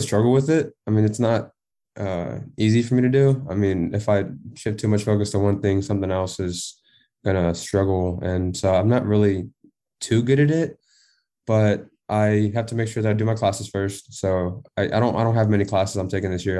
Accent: Texas, United States; I'm from Texas

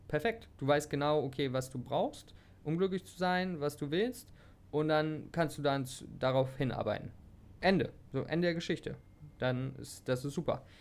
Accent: Hanover, Lower Saxony, Germany; moved away as an adult; now in Thailand; ich komme aus der Nähe, beziehungsweise aus Hannover, könnte man sagen.

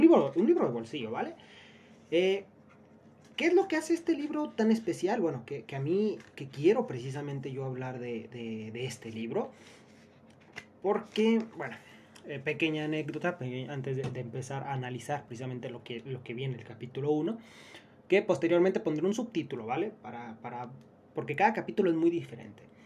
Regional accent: Mexico; venimos de México

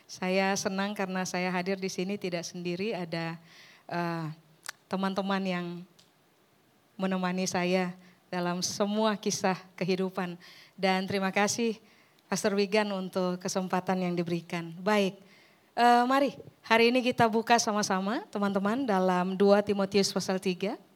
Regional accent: Ambon, Maluku, Indonesia; now in Surabaya, Indonesia; saya orang Ambon yang sudah menetap di Surabaya seribu tahun terakhir.

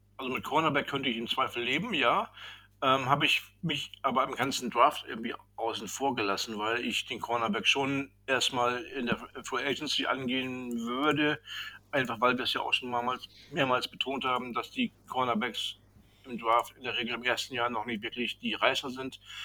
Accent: Northern Germany, Germany; wie wir hier bei uns im Norden sagen

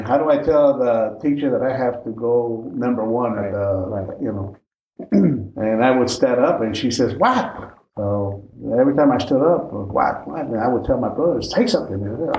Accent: McAllen, Texas, United States; now in South Bend, United States; I'm born on June 25th, 1950. I was born in McAllen, Texas. Mm-hmm. My parents were migrant workers. I was born at home. I'm not a hospital baby. I'm a at-home baby.

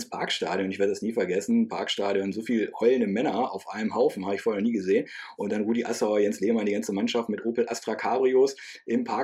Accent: Lower Saxony, Germany; Ich bin in Niedersachsen im Harz ja aufgewachsen

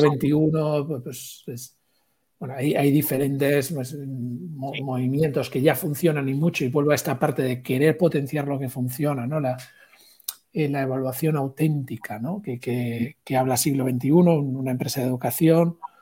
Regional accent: Galicia, Spain; soy gallego

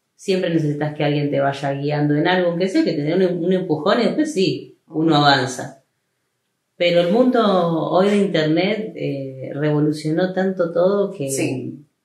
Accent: Rosario, Santa Fe, Argentina; moved away as an adult; now in El Trébol, Argentina; Yo nací en Trébol, pero hice toda mi vida en Rosario

